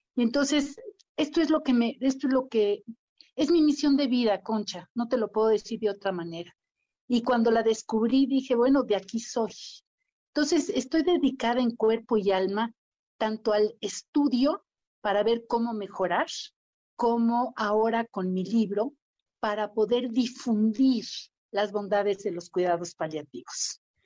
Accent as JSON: {"language": "Spanish", "country": "Mexico", "said": "Y la vida me puso enfrente a las personas adecuadas para crear el primer centro de cuidados paliativos en México"}